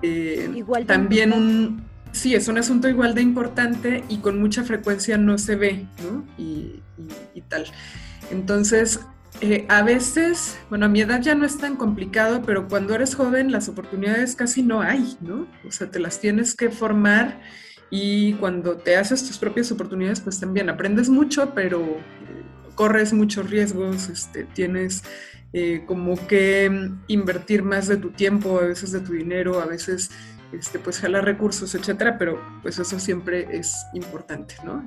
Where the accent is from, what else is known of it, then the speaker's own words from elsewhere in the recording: Aguascalientes, Mexico; moved away as an adult; also born or lived in Guanajuato; yo soy de Aguascalientes